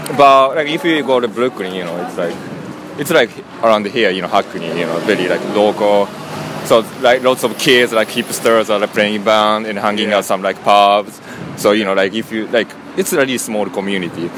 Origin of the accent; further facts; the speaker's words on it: Tokyo, Japan; moved away as an adult; also born or lived in Toronto / New York; now in London, United Kingdom; I'm from Japan, Tokyo